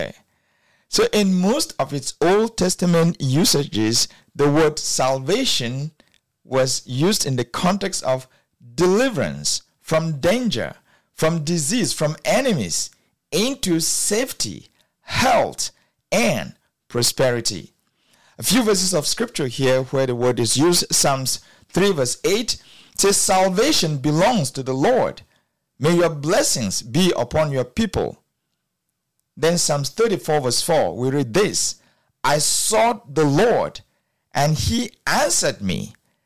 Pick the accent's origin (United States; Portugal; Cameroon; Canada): Cameroon; I grew up in Cameroon